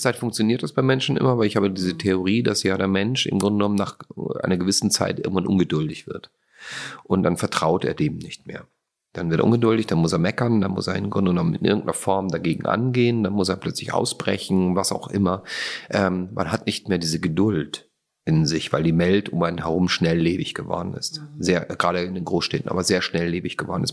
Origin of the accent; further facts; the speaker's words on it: Austria; ich bin ja Österreicher, aber ich komme ja auch zum kleinen Teil aus Slowenien